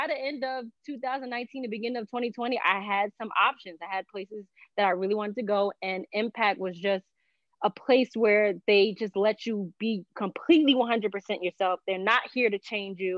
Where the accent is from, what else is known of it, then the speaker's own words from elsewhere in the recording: Newark, New Jersey, United States; I'm originally from Newark, New Jersey. Do have a Puerto Rican heritage